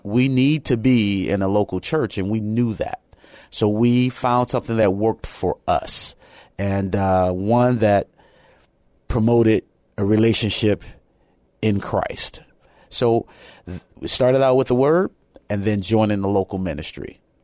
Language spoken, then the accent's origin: English; Chicago, Illinois, United States; moved away; also born or lived in Japan; I'm originally from Chicago, Illinois